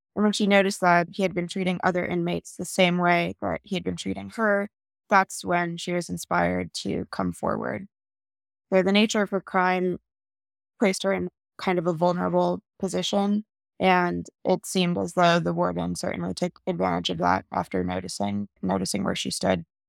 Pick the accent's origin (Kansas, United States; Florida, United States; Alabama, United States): Florida, United States; South; now in Salt Lake City, United States; I am originally from South Florida, though I'm now based in Salt Lake City, Utah